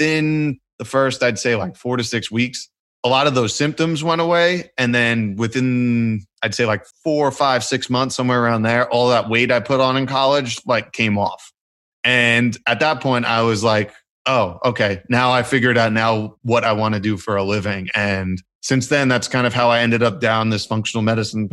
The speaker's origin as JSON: {"language": "English", "town": "New York City", "region": "New York", "country": "United States", "tie": "born or raised there", "said": "I grew up, I'm from New York City, both my parents from Brooklyn, they're both Italian"}